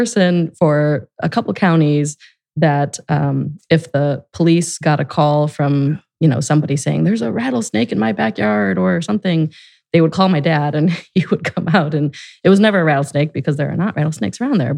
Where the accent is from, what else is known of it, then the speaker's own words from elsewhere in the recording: Gurnee, Illinois, United States; moved away as an adult; also born or lived in Grayslake, Illinois; now in Columbus, United States; I grew up in Grays Lake and Gurnee, Illinois, northern suburbs of Chicago.